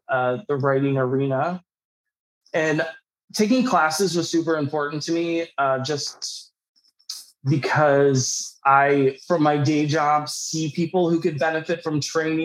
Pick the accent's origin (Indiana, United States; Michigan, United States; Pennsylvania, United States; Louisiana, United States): Pennsylvania, United States; Pittsburgh; also born or lived in New York City / Los Angeles; I'm from Pittsburgh originally.